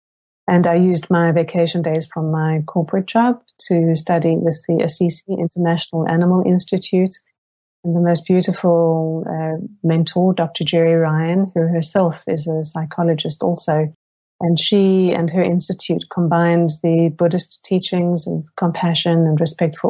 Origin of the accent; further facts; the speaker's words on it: Cape Town, Western Cape, South Africa; moved away as an adult; also born or lived in Silicon Valley, United States / Seattle, United States; I grew up in South Africa.